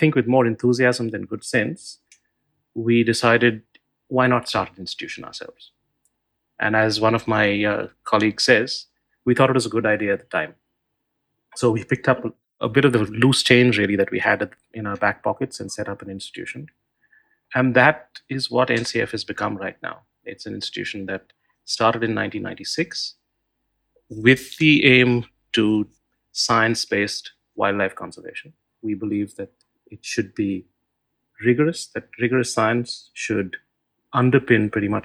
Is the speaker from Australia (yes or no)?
no; Mumbai, Maharashtra, India; I grew up in Bombay in the 1970s and 80s.